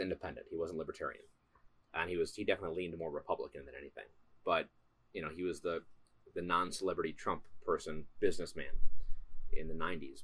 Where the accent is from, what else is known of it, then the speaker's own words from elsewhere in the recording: Wisconsin, United States; we're both from Wisconsin